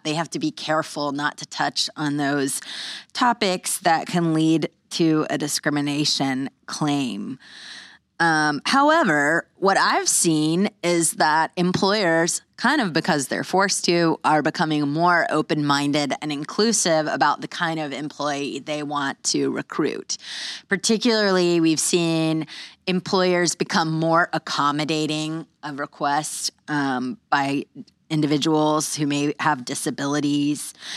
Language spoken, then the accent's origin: English; Pensacola, Florida, United States; moved away as an adult; my hometown